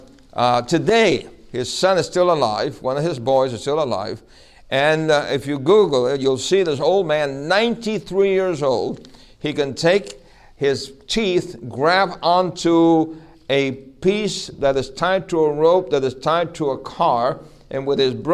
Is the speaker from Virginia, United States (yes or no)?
no; New York City, New York, United States; when I was a little boy growing up in New York City